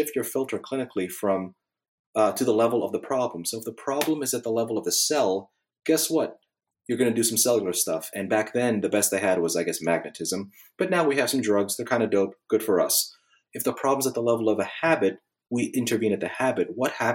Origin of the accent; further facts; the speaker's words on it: Northeast, United States; now in Bible Belt, United States; I'm from the Northeast